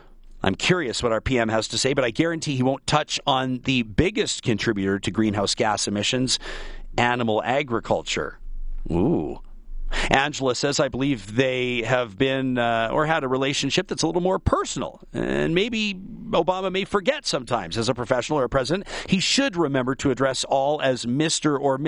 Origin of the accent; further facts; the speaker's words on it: Canada; As a Canadian